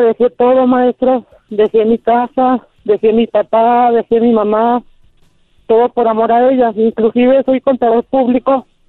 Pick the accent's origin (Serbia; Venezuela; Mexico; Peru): Mexico; Torreón, Coahuila; moved away as an adult; now in Durango, Mexico; Yo vivo en Durango Capital. Yo soy originario de Torreón, Coahuila, a tres horas de aquí